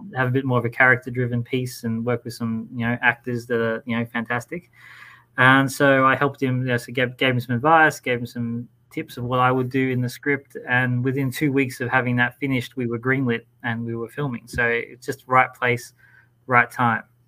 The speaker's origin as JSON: {"language": "English", "country": "Australia", "said": "in my home country."}